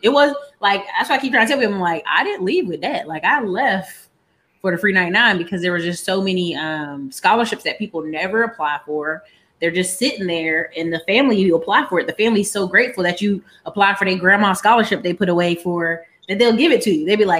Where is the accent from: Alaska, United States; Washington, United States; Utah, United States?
Alaska, United States; So the best way to explain it is I am a military kid. Parents both did military. Mom did 26 years. So they got to live in some really cool places. My brother got Germany and all this other stuff overseas. But by the time we were born, we got Alaska